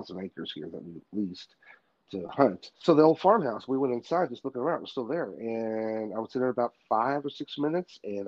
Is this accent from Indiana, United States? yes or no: no; Tennessee, United States; now in Oklahoma, United States; I'm from Tennessee originally. I live out here in Oklahoma now